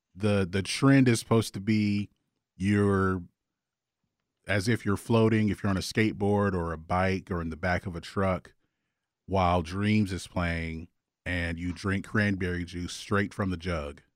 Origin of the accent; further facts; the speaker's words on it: Augusta, Georgia, United States; I am from Augusta